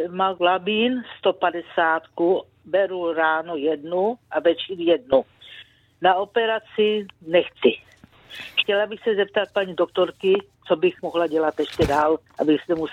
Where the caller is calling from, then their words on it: South Bohemian Region, Czechia; Dobrý den, jsem posluchačka z Třeboňska, je mi 72 let.